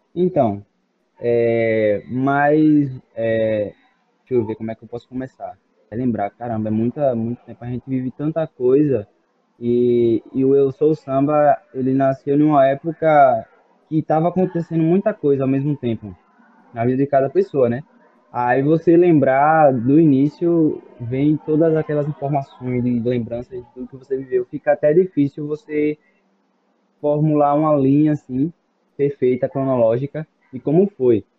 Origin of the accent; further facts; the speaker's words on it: Aracaju, Sergipe, Brazil; moved away as an adult; now in Feira de Santana, Brazil; sou de Aracaju, Sergipe, mas fui para lá para estudar música